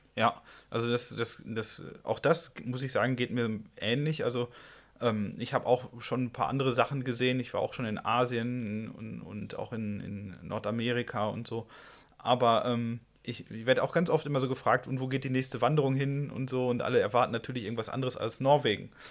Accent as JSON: {"language": "German", "town": "Iserlohn", "region": "North Rhine-Westphalia", "country": "Germany", "tie": "born or raised there", "moved": "yes", "lives_now": "Dresden, Germany", "said": "relativ nah an meinem Heimatort, Iserlohn Hennen"}